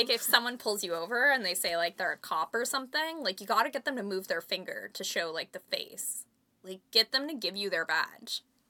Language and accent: English; Canada; they recognize I'm Canadian.